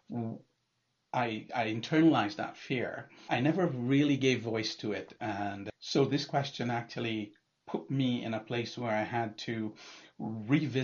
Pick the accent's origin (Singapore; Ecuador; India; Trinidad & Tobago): Trinidad & Tobago; also born or lived in Toronto, Canada / Calgary, Canada; now in Ontario, Canada; I'm originally from Trinidad. I actually moved to Canada in the mid to late 80s